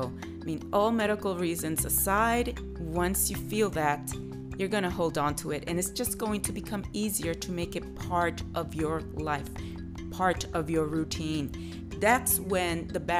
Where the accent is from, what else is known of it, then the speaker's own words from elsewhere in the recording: New York, United States; I hail from New York